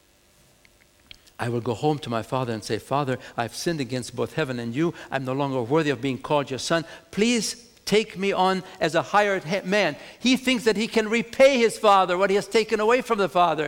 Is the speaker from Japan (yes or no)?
no; Germany; now in United States; I'm coming from Germany